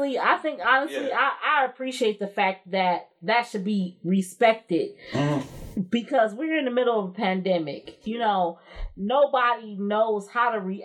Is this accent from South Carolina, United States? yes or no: no; Detroit, Michigan, United States; I'm from Detroit.